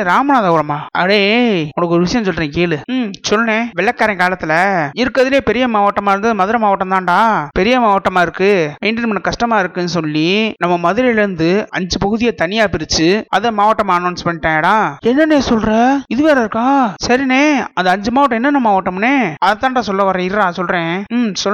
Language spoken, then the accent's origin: Tamil; Madurai, Tamil Nadu, India; வருஷத்துல பன்னெண்டு மாசத்துல திருவிழா தாண்டா எங்க ஊர்ல